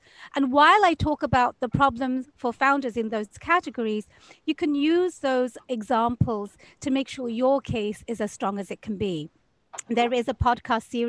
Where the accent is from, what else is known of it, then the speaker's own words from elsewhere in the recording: United Kingdom; now in Seattle, United States; I am a British transplant in America. I went through the entire immigration process to get my green card and then my citizenship